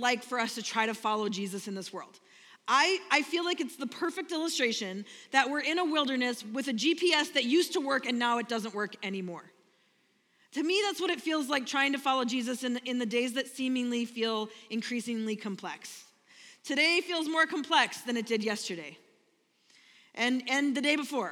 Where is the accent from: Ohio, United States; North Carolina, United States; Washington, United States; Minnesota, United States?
Minnesota, United States; I'm from Minnesota